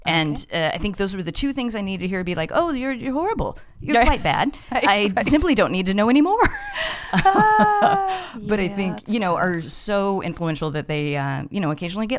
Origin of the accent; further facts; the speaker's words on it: Colorado Springs, Colorado, United States; At Colorado Springs, which is like an hour south of Denver.